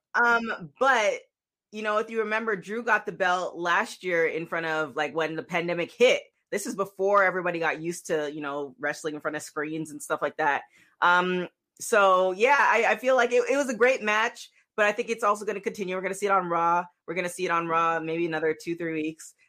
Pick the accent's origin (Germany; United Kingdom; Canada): Canada; Toronto, Ontario; now in Los Angeles, United States; Toronto, born